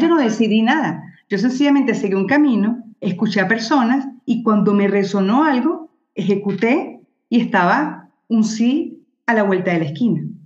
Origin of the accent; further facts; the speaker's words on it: Venezuela; soy venezolana